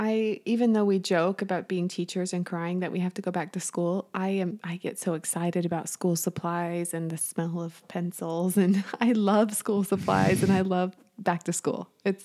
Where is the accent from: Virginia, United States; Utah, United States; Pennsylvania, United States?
Utah, United States; central; moved away; I'm from Utah, central, Utah.